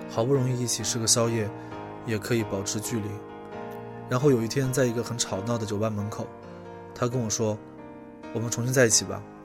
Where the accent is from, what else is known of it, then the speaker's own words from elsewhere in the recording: Chongqing, China; now in Beijing, China; 我小时候住在重庆的山里